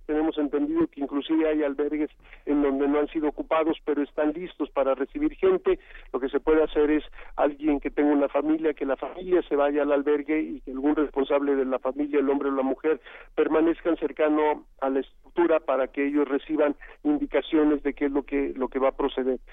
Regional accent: Mexico; todos somos mexicanos y mexicanas

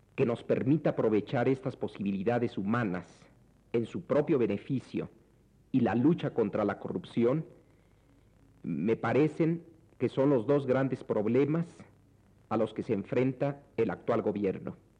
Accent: Mexico; a los mexicanos no se nos ha dejado otras opciones

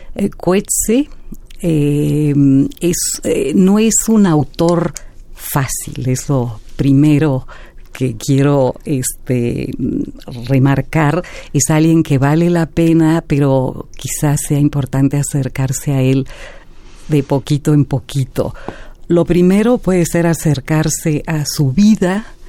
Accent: Mexico; como ciudadanos, como mexicanos, mexicanas

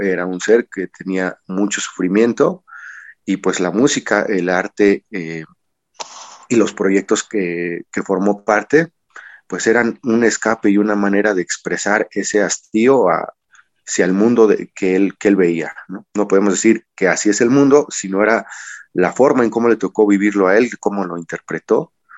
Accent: Mexico

